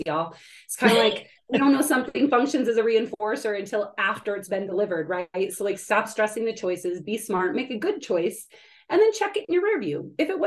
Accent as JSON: {"language": "English", "region": "California", "country": "United States", "said": "I'm from California originally."}